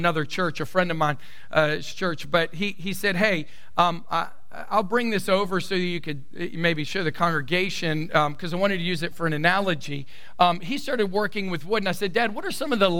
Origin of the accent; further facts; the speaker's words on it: the South, United States; I come from the South, born, raised in the South, and I have a Southern belle mama